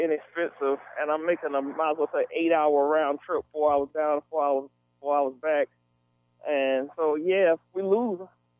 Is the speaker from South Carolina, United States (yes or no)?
yes; Irmo, South Carolina, United States; moved away as an adult; now in Knoxville, United States; I'm from Irmo. You know, I graduated from Dutch Fork High School.